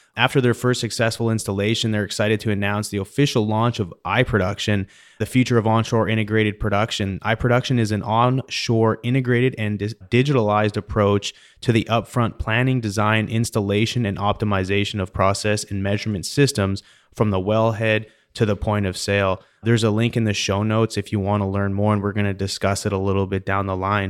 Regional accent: Canada; now in United States; I recently became an American citizen. I'm from Canada originally.

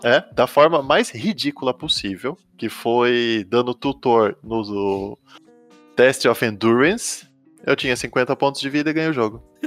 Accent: Itu, São Paulo, Brazil; also born or lived in United States; now in Boituva, Brazil; moro em Boituva, mas sou nascido em Itu, no interior de São Paulo

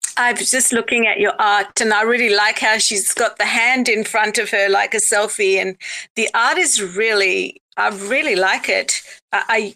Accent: South Africa; now in Australia; I'm in Australia, but I was born in South Africa and I have Greek heritage.

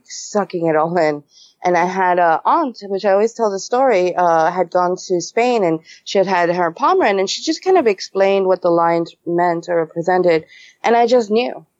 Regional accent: New York City, New York, United States; moved away; I was born and raised in New York City.

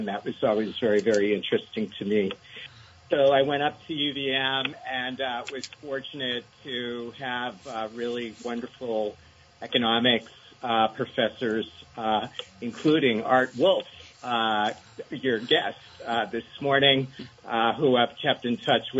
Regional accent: Rutland, Vermont, United States; moved away as an adult; also born or lived in Madison, Wisconsin / Asia; growing up in Vermont, it's a big part of our economy.

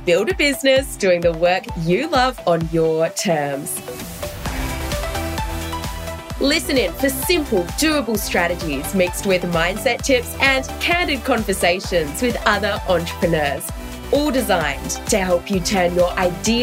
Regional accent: Oxford, South East England, United Kingdom; moved away; Did you know I grew up in Oxford? I grew up in England.

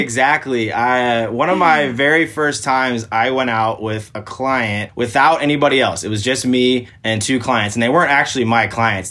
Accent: Portland, Oregon, United States; So I'm from Portland, Oregon

